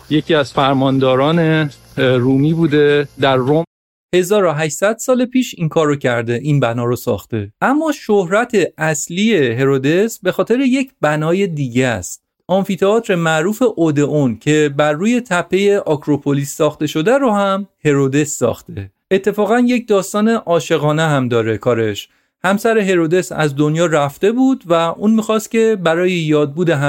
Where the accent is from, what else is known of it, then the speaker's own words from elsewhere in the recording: Iran; یونانی ها از من پرسیدن که اهل کجا هستی و من گفتم ایرانی هستم